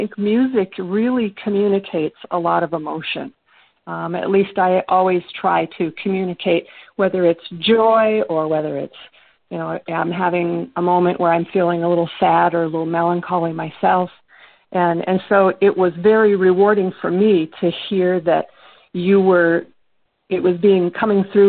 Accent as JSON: {"language": "English", "region": "northern Minnesota", "country": "United States", "tie": "born or raised there", "said": "I'm actually from northern Minnesota, is where I grew up"}